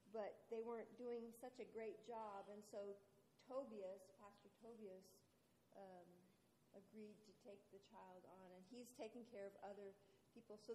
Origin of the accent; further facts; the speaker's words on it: India; Initially, because I grew up in India, my parents were missionaries in India